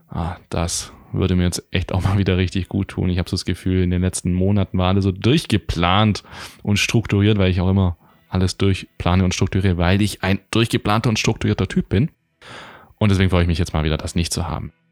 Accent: Baden-Württemberg, Germany; ich begrüße dich heute aus mal wieder meiner Heimat in der Nähe von Stuttgart.

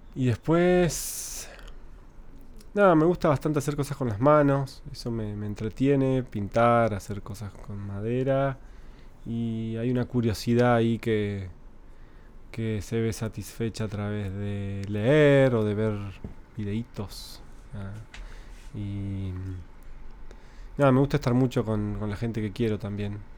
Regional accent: Concepción del Uruguay, Entre Ríos, Argentina; yo crecí en Entre Ríos, en Concepción del Uruguay

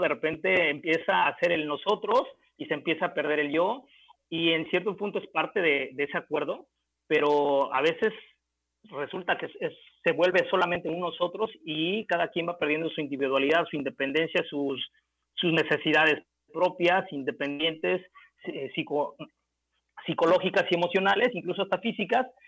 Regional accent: Puebla, Mexico; now in Puerto Vallarta, Mexico; allá en mi tierra, en, en Puebla, Puebla

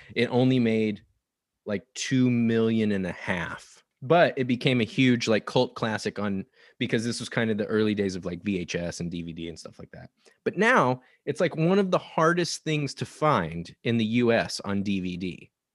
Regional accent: Nebraska, United States; now in Portland, United States; I grew up in Nebraska

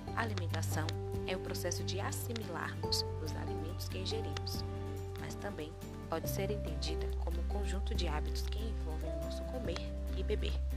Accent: Brazil; nós, brasileiros

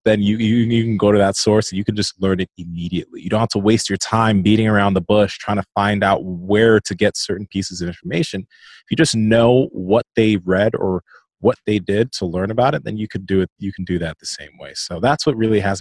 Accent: Nigeria; I'm Nigerian

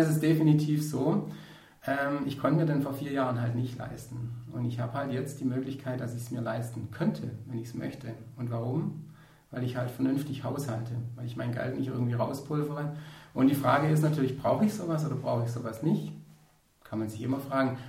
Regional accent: Ostalb, Swabia, Baden-Württemberg, Germany; wir auf der Ostalb, wo ich herkomme, vom Schwabenland

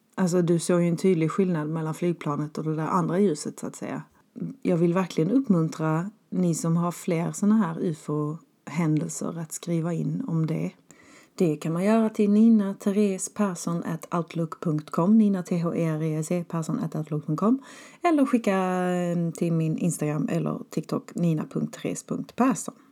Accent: Skåne, Sweden; moved away; hemma i Skåne

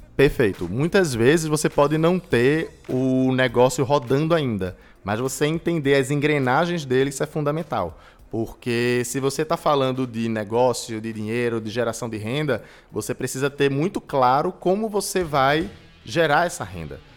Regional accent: Recife, Pernambuco, Brazil; Recifense, né? Nasci em Recife há 27 anos atrás

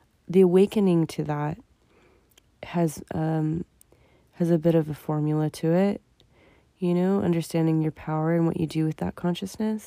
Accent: United States; me as an American

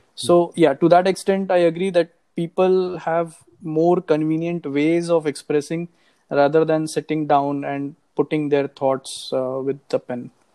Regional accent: Nagpur, Maharashtra, India; moved away as an adult; also born or lived in Singapore; now in Hyderabad, India; I am basically from Nagpur

